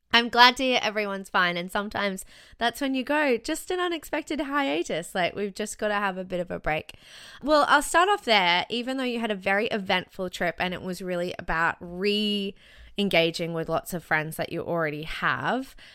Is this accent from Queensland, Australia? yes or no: yes; Brisbane, Queensland, Australia; also born or lived in Sydney; I went back to Brisbane, which is my hometown, which is where my parents live